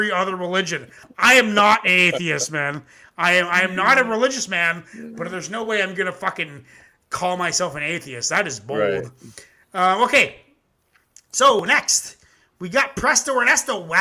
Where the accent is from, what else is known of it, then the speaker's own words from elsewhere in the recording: Ontario, Canada; I'm Canadian